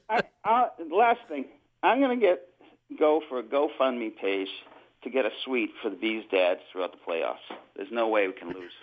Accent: New Hampshire, United States; I'm the one from Cow Hampshire

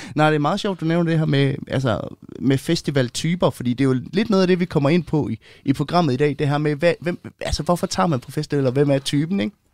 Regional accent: Denmark; vi har hjemme i Danmark

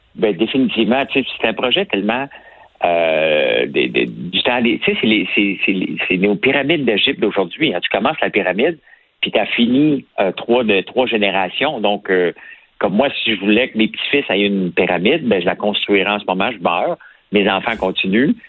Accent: Montreal, Quebec, Canada; on vient de Montréal

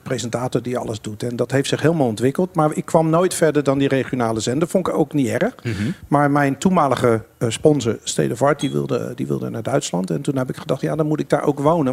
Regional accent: Netherlands; als Nederlander

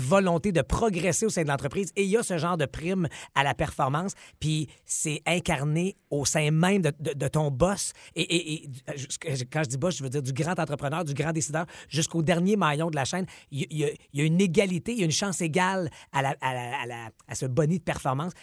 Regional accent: Outaouais, Quebec, Canada; je suis de l'Outaouais

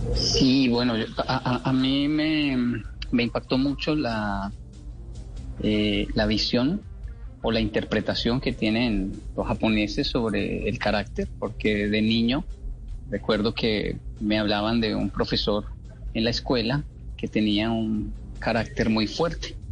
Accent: Colombia; moved away; yo crecí viendo en Latinoamérica donde decíamos wow es que tiene un carácter fuertísimo o como decimos en Colombia volado

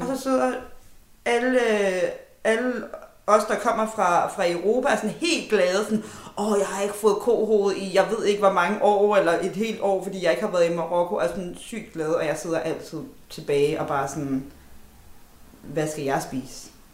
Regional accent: Denmark; vi er vokset op her i Danmark

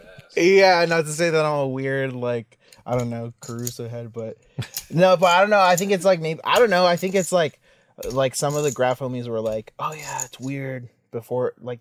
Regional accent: Los Angeles, California, United States; East Hollywood.

